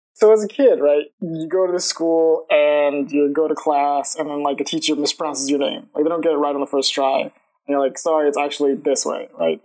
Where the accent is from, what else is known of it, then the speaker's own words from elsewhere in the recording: Lawrenceville, Georgia, United States; also born or lived in Atlanta; I've been in Georgia my whole life. Like I was, I'm from Lawrenceville, Georgia, which is like a suburb, like half an hour away from Atlanta